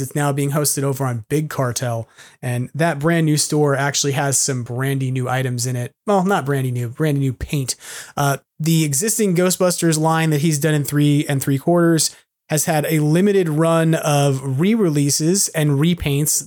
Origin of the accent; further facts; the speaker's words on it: New York City, New York, United States; moved away; as a New Yorker who's always homesick